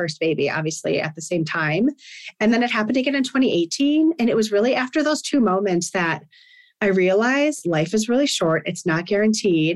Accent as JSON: {"language": "English", "region": "Wisconsin", "country": "United States", "tie": "born or raised there", "moved": "yes", "said": "I was born and raised in Wisconsin."}